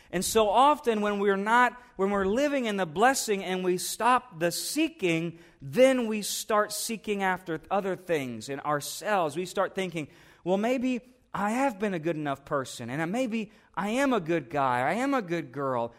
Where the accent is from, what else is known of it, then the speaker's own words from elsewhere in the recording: United States; as an American Christian